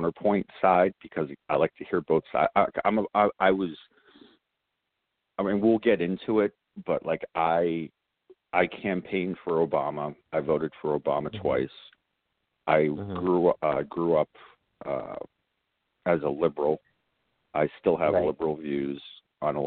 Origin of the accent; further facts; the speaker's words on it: South Shore of Massachusetts, United States; I'm from the South Shore of Massachusetts, born and bred. I've lived here my entire life